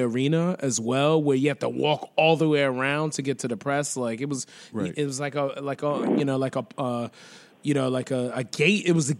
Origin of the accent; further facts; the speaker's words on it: New York City, New York, United States; I grew up there in Lefrak City, Regal Park area.